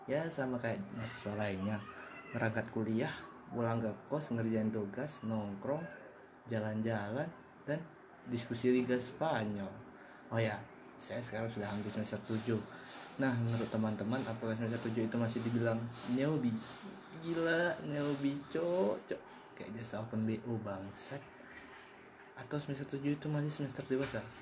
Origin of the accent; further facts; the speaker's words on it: Batam, Riau Islands, Indonesia; born there; Saya lahir di Kepulauan Riau atau lebih rincinya lagi di Kota Batam, tepatnya Pulau Kasu, 14 November 1999.